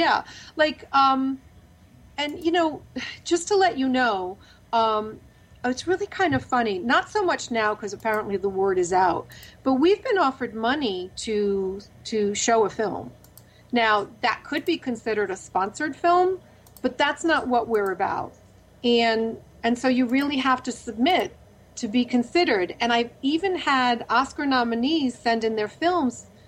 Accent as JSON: {"language": "English", "region": "Rhode Island", "country": "United States", "tie": "born or raised there", "moved": "yes", "lives_now": "Los Angeles, United States", "said": "my home state of Rhode Island"}